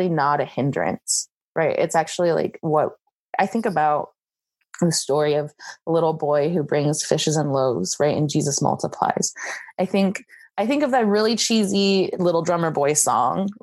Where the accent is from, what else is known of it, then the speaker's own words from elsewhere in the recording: United States; first language English; moved away as an adult; now in Taiwan; I grew up in America and English is my best language